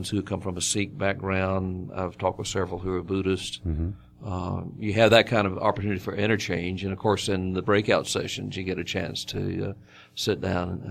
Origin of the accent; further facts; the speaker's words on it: Tennessee, United States; moved away as an adult; also born or lived in North Carolina; now in Muncie, United States; I grew up in Tennessee, and more Baptists there than there are people.